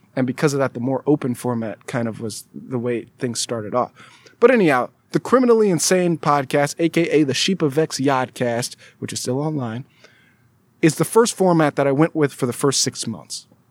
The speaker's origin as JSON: {"language": "English", "region": "California", "country": "United States", "also_born_or_lived": "Alabama", "said": "I'm from California, went out of state to go to school in Alabama"}